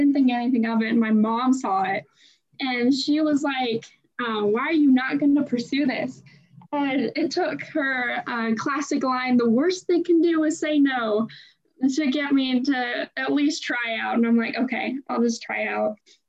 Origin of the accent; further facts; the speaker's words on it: Orting, Washington, United States; I grew up in Orty, Washington, which is a small redneck town about an hour and a half south of Seattle